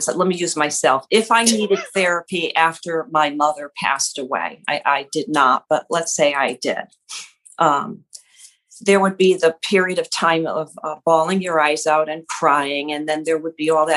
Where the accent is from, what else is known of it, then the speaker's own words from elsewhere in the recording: Connecticut, United States; I grew up over here in Connecticut near Yale University